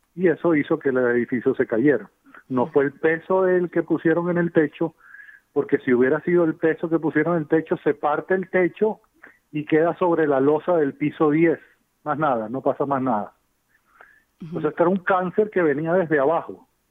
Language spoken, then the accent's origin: Spanish; Venezuela; moved away as an adult; also born or lived in Germany; now in United States; yo soy de Venezuela y estudié en Alemania